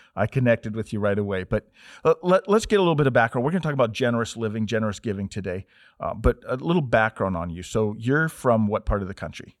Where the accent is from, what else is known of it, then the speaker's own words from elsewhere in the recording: Montana, United States; I was from Montana